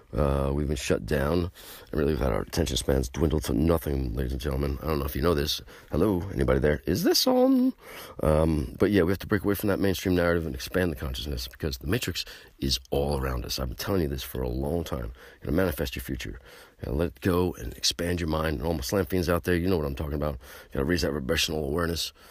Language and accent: English; United States; I'm American